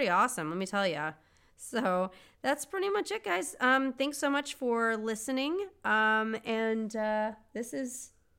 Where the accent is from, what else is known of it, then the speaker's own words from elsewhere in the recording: Seattle, Washington, United States; favorite coffee is Starbucks because we're from Seattle.